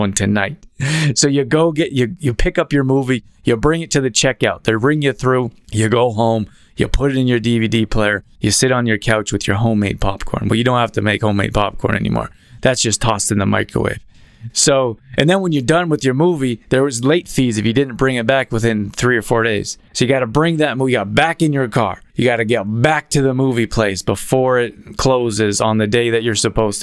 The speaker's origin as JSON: {"language": "English", "town": "Calgary", "region": "Alberta", "country": "Canada", "tie": "born or raised there", "also_born_or_lived": "Los Angeles", "moved": "yes", "said": "I grew up in Calgary, Alberta"}